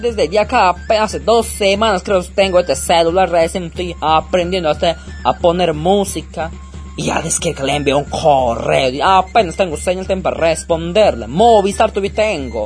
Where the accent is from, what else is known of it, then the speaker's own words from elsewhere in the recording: Tarapoto, San Martín, Peru; accent: dejo tarapotino; el dejo tarapotino